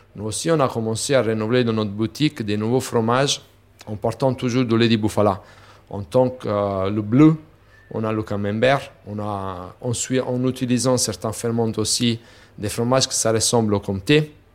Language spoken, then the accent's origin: French; Naples, Campania, Italy; French is a second language; moved away; chez nous, à Napoli, on a la richesse de la bufflone